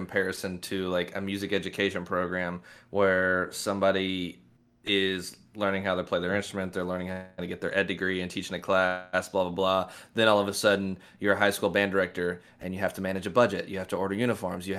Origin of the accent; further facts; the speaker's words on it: Lexington, Kentucky, United States; I grew up in Lexington and follow Kentucky sports